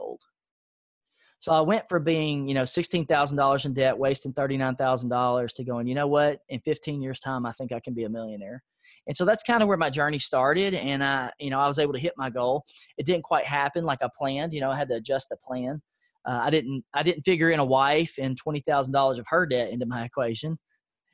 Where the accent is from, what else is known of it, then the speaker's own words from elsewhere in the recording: Nashville, Tennessee, United States; I grew up in a low-income area of Nashville. It's called East Nashville